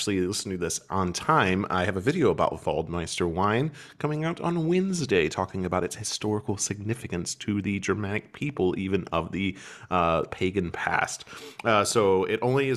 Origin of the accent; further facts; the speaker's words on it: Ohio, United States; moved away; I grew up in Ohio